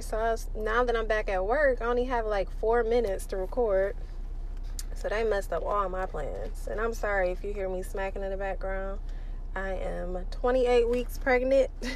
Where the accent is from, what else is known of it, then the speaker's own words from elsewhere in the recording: Detroit, Michigan, United States; I'm from Detroit